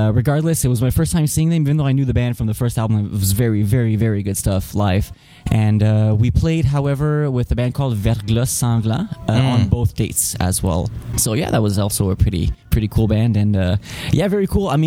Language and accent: English; Serbia; moved away; also born or lived in Canada; I'm born in Serbia. Then in 94, my parents decided to come to Canada because of the complicated situation in the country. And after all that was settled and everything was back to normal, more or less, then we came back. So basically, I've kind of had like a half and half, growing up here and there